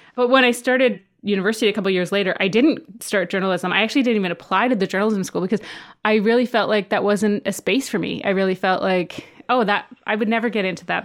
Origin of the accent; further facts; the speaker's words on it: southern Saskatchewan, Canada; moved away as an adult; also born or lived in Halifax; now in United States; I grew up on my reserve in southern Saskatchewan, so very kind of rural area